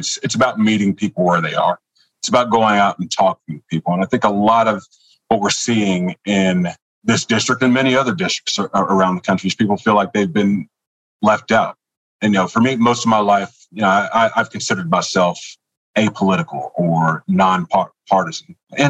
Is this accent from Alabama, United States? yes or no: yes; Troy, Alabama, United States; moved away as an adult; also born or lived in Talladega, Alabama; now in Georgia, United States; I was born in Troy, Alabama, birthplace of John Lewis